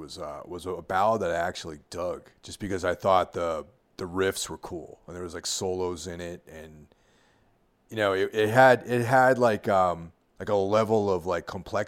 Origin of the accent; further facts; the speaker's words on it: outside of New York City, United States; I grew up in outside of New York City